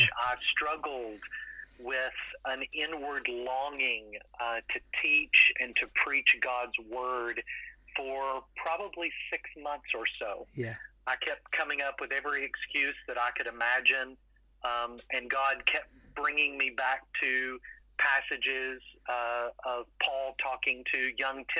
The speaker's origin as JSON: {"language": "English", "town": "London", "region": "Kentucky", "country": "United States", "tie": "born or raised there", "also_born_or_lived": "Louisville, Kentucky", "said": "So I grew up in London, Kentucky, and was born and raised in the country on a farm."}